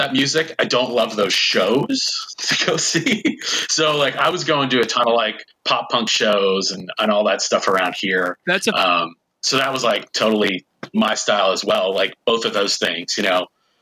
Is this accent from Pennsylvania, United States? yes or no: yes; Eastern Pennsylvania, United States; growing up in Eastern Pennsylvania